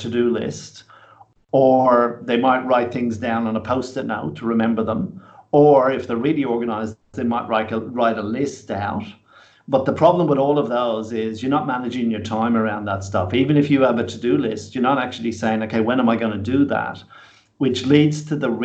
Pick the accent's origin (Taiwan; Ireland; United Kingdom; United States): Ireland; moved away as an adult; now in Australia; when I came to Australia, as I say, it was in my mid-20s, I kind of felt like I came home. Australia was immediately a really good fit for me. And though I'm fiercely Irish